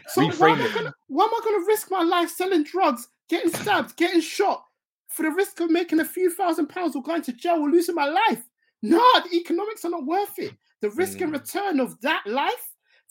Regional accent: London, United Kingdom; also born or lived in Essex; growing up in Tottenham initially

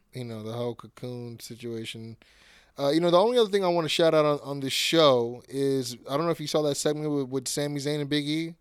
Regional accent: California, United States; I'm from Cali

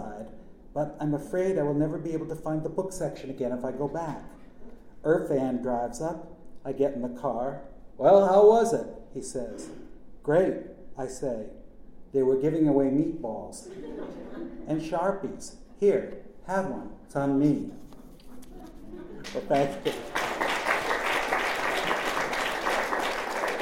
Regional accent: Norwich, Connecticut, United States; also born or lived in Willimantic, Connecticut; my childhood in my hometown of Norwich, Connecticut

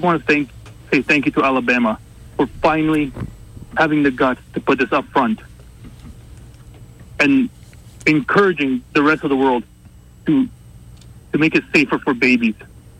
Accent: Canada; also born or lived in Calgary, Alberta; I'm from Canada.

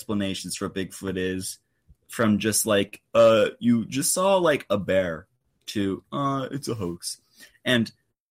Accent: Ohio, United States; Is the one from my home state of Ohio.

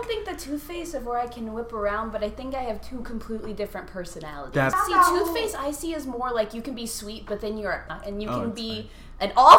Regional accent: Centerburg, Ohio, United States; The literal center of Ohio. Like, it's not even so... It's the dead center. Town's called Centerburg.

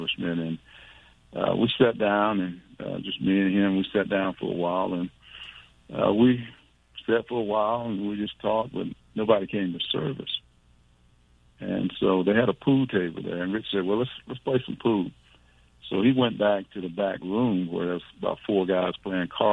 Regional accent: the South, United States; moved away; I was from the South, and I just had a lazy tongue

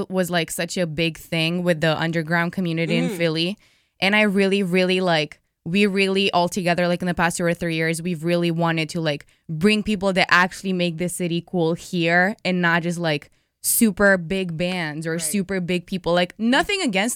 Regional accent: Romania; moved away as an adult; now in Philadelphia, United States; I'm from Romania. Like, mm-hmm. I literally came here 3 years ago for school

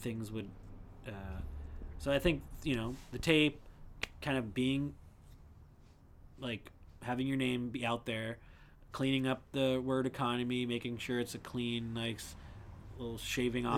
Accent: New England, United States; moved away as an adult; we're all from New England. I knew Ryan from Rhode Island before

